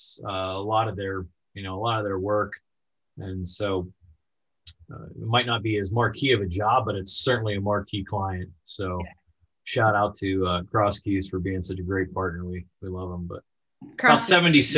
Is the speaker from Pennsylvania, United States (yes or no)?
yes; Boiling Springs, Pennsylvania, United States; also born or lived in State College; I grew up in just outside of Carlisle in Bowling Springs is where I went to high school. In fact, I still live there.